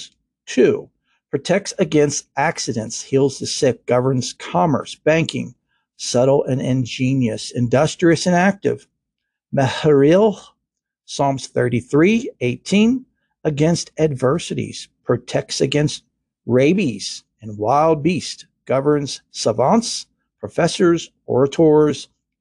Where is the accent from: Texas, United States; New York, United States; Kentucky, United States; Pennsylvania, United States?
Kentucky, United States; I'm from Kentucky